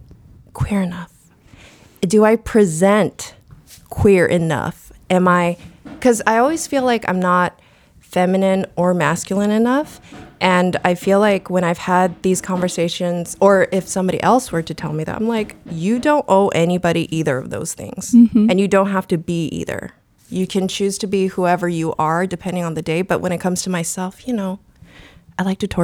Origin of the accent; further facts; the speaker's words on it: South Korea; moved away; I was born in Korea